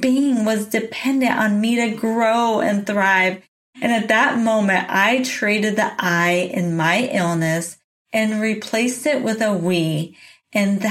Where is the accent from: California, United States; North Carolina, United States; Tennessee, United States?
California, United States; San Diego; moved away as an adult; also born or lived in Boulder, Colorado; now in Oregon, United States; I went home from Boulder, Colorado to San Diego, California to live back at home with my parents